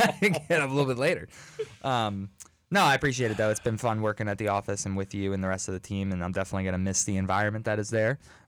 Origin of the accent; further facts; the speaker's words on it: United States; as an American, as a patriot